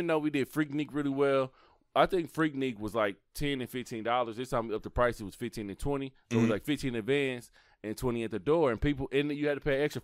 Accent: Kansas City, Kansas, United States; Wyandotte County, which is where I live at, my hometown

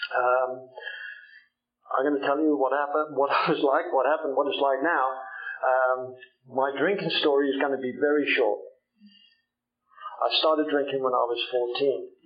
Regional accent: Jersey; I come from Old Jersey. Old Jersey is a little island uh, just off the coast of France that still belongs to, still belongs to England somehow.

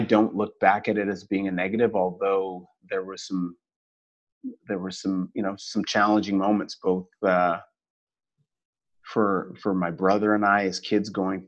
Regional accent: Toronto, Ontario, Canada; moved away as an adult; also born or lived in Bahamas / Washington, District of Columbia, United States / Asia; now in Cayman Islands; moved back to Canada and loved my years growing up in Toronto

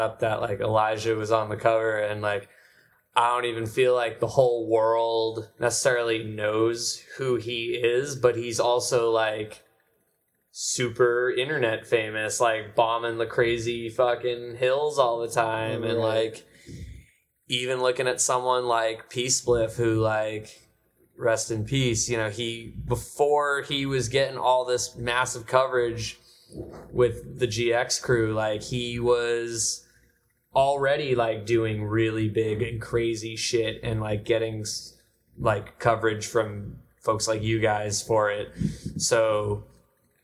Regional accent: Massachusetts, United States; growing up in Massachusetts

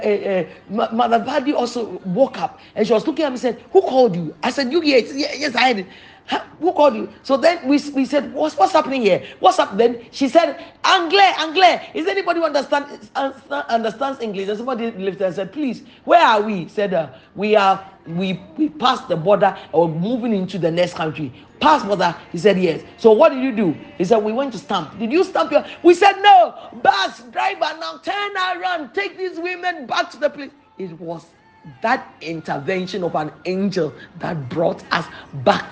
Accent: Ghana; I come from a Anglophone country, so I come from Ghana, and I am not able to speak French.

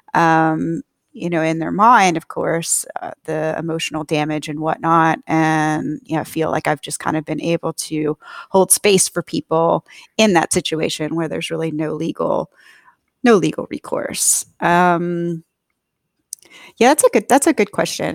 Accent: the American South, United States; being a Southerner

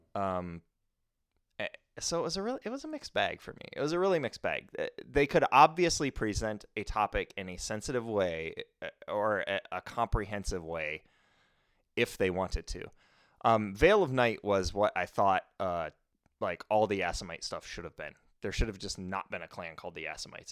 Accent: United States; speaking as an American

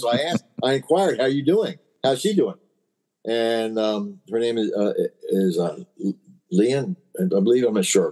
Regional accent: Maryland, United States; I'm from Maryland

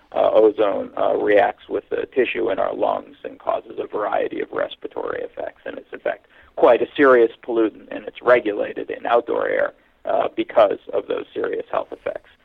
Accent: Hamilton, Ontario, Canada; moved away as an adult; also born or lived in Pennsylvania, United States / California, United States / Austin, Texas, United States; now in Toronto, Canada; I was born in Hamilton, Ontario, Canada, uh, which is kind of the uh, analog to Pittsburgh in Canada, a steel town. And when I was 13, we moved to Toronto

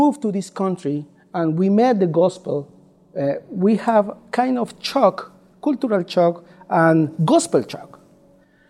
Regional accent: Colombia; English is a second language; moved away as an adult; now in United States; My wife is Ligia. We are from Colombia, South America, not Colombia, South Carolina

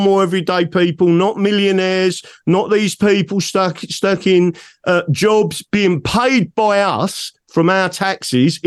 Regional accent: England, United Kingdom; I am not British, I'm English.

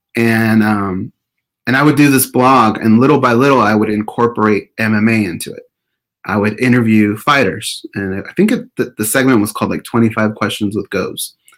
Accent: Orange County, California, United States; also born or lived in Perris, California; we were born and raised in Orange County

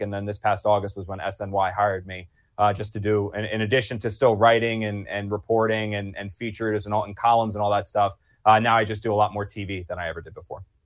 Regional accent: New Jersey, United States; moved away; I grew up in South Jersey

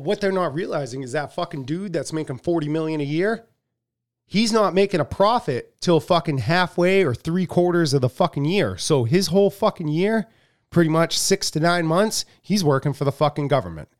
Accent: United States; as American people

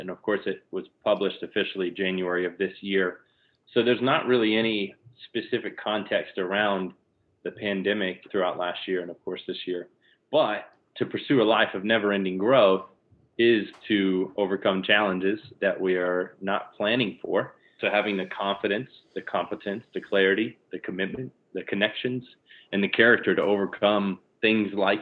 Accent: Lakeland, Florida, United States; moved away as an adult; now in Jacksonville Beach, United States; born and raised in Lakeland, Florida, which is Central Florida, near Orlando and Tampa

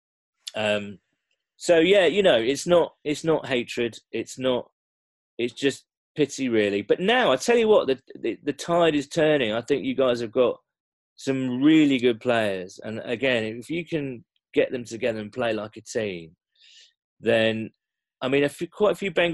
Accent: England, United Kingdom; I'm English

